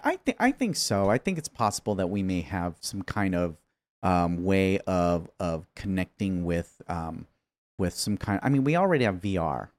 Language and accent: English; Chino, California, United States; I grew up in Chino